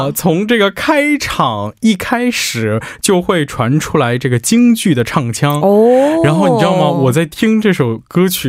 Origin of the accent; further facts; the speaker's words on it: Beijing, China; 我是北京人，忘了吗？